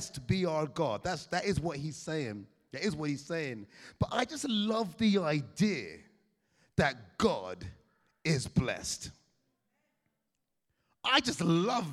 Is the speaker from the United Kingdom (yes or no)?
yes; England, United Kingdom; Now I'm born in England, I'm an Englishman, but I come from Caribbean parentage